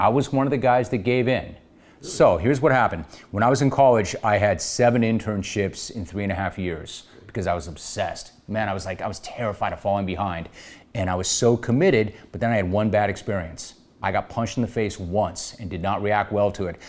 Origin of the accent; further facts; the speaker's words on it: Los Angeles, California, United States; I grew up in Los Angeles at a very different time